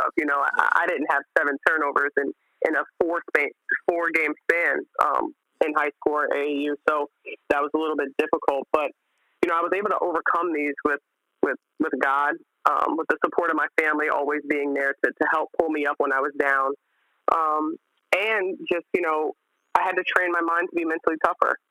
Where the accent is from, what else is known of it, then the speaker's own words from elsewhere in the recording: United States; growing up in America